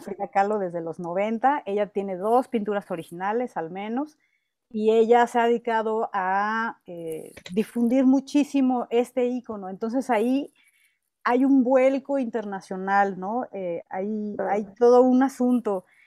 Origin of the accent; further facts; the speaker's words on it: Mexico; yo también soy mexicana, yo también soy mujer